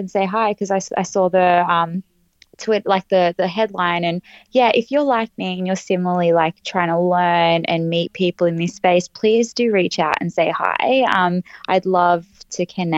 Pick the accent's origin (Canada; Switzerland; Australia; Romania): Australia; I'm from Australia